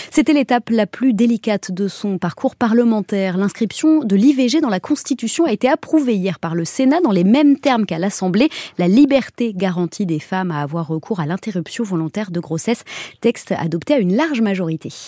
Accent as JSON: {"language": "French", "town": "Paris", "region": "Île-de-France", "country": "France", "said": "sais pas, moi, je suis parisienne, donc euh, ça me fait ni chaud ni froid."}